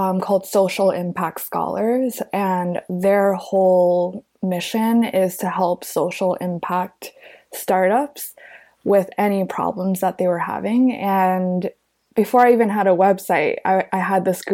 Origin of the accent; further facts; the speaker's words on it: New York City, New York, United States; growing up in New York City, I think a lot of my social life was centered in Manhattan